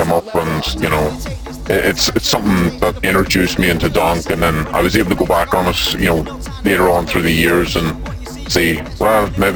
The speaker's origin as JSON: {"language": "English", "area": "Roscommon", "region": "Connacht", "country": "Ireland", "said": "I'm from Roscommon"}